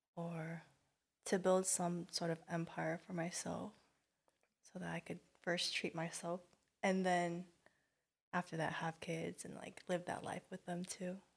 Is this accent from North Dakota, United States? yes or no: no; Garden Grove, California, United States; I'm from Garden Grove